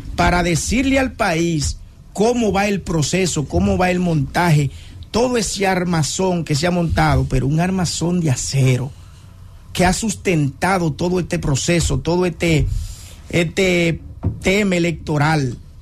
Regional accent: Dominican Republic; nosotros como dominicanos también debemos respetar este proceso

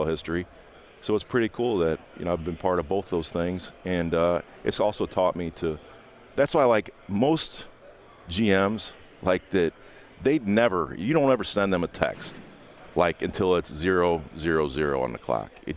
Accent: Indiana, United States; my roots run much deeper than the Colts. I'm from Indiana.

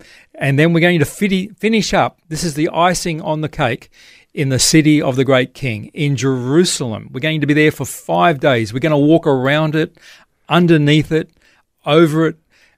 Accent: Australia; As an Australian Christian, so what about Israel, the land of promise, and the things that are to come?

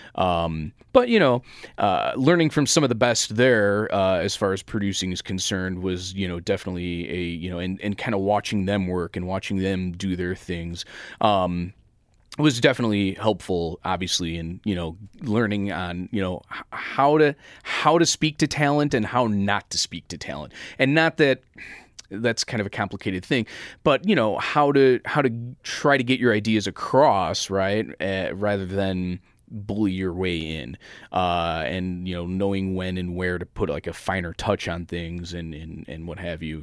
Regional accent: Chicago, Illinois, United States; this is my hometown

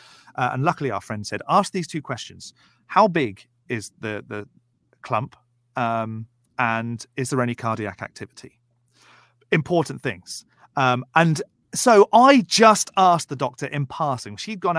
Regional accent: United Kingdom; I'm British and we don't have that language in the UK.

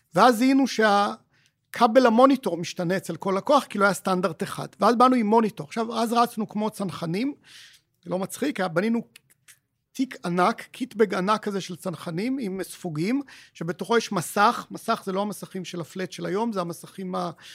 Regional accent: Israel; בתור ישראלים

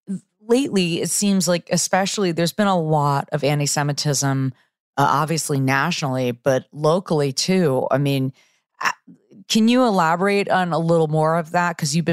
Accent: North Miami Beach, Florida, United States; my hometown high school, North Miami Beach Senior High.

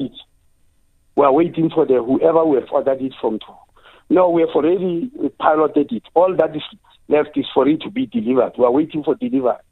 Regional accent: South Africa; as a South African

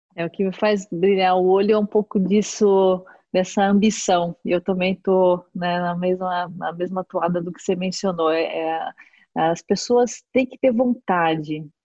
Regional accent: Brazil; como brasileiro

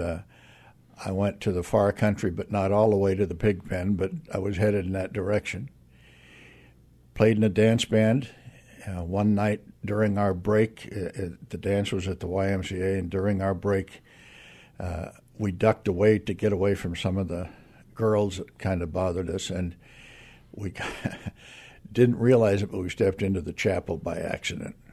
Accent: Aurora, Nebraska, United States; moved away; also born or lived in Kewanee, Illinois; I was born and raised in Nebraska

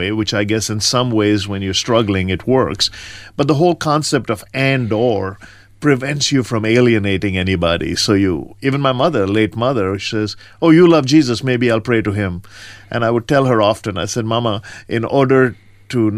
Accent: India; moved away; Well, I grew up in rural India on the East Coast, a small town between Madras and Calcutta, and spent all my formidable years there, primary education.

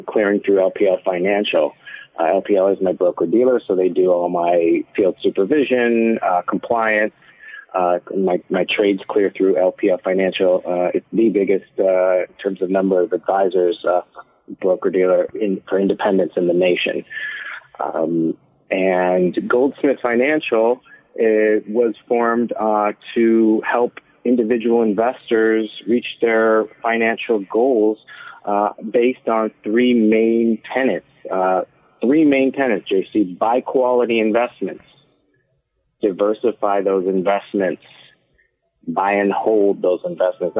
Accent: Southfield, Michigan, United States; moved away as an adult; now in California, United States; I grew up in Southfield, Michigan, so... kind of Midwest boy, came out to California in my early 20s

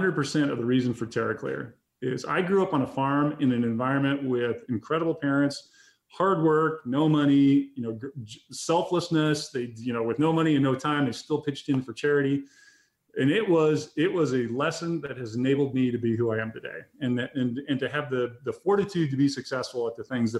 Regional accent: Grangeville, Idaho, United States; moved away; my hometown in Grangeville, Idaho, because that's our testing facility

